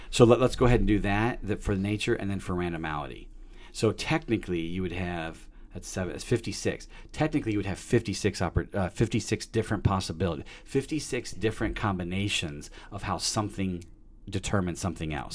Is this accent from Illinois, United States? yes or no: yes; Peoria, Illinois, United States; I was born in Peoria, Illinois, December seventh, nineteen seventy-two